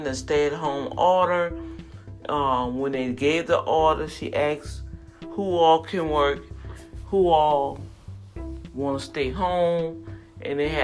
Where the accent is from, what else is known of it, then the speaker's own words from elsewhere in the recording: New Orleans, Louisiana, United States; New Orleans, my hometown